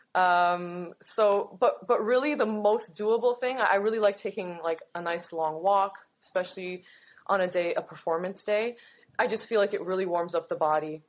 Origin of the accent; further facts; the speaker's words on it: Toronto, Ontario, Canada; I'm from Toronto, born and raised.